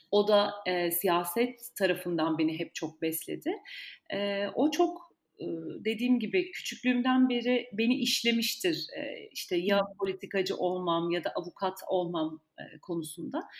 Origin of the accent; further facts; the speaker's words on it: Ankara, Turkey; Ben Ankara doğumluyum. Ankara'da doğdum, büyüdüm.